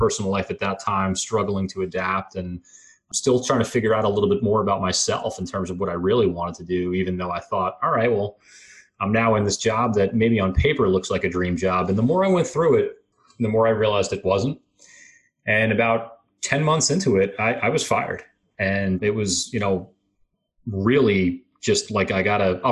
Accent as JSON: {"language": "English", "area": "Long Island", "region": "just outside New York City", "country": "United States", "tie": "born or raised there", "moved": "as an adult", "lives_now": "Atlanta, United States", "said": "I grew up just outside of New York City on Long Island"}